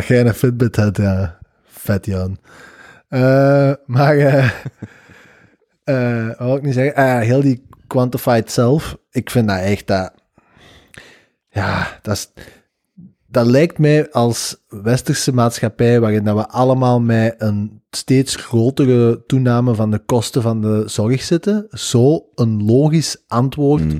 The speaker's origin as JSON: {"language": "Dutch", "country": "Belgium", "said": "wij als België"}